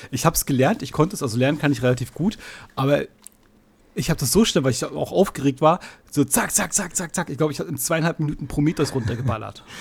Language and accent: German; Mecklenburg-Vorpommern, Germany; accent: Mecklenburg; ich letztens meinte eine Kollegin zu mir, mein Mecklenburger Akzent hört man auch raus